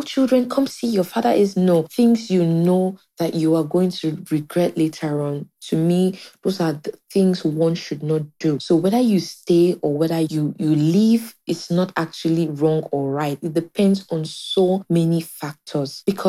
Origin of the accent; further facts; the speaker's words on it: Nigeria; Hello, Viola. … I'm a Nigerian.